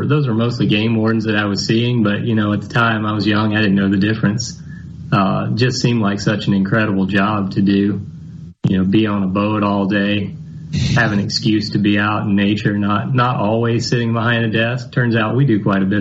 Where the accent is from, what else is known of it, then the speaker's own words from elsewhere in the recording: Hernando, Mississippi, United States; moved away as an adult; now in Starkville, United States; I grew up in Hernando, mostly. Moved around the southeast a little bit, but spent the majority of time there